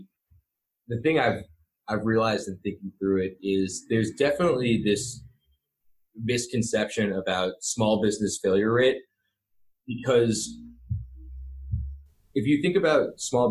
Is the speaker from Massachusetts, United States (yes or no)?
yes; Boston, Massachusetts, United States; I was from Boston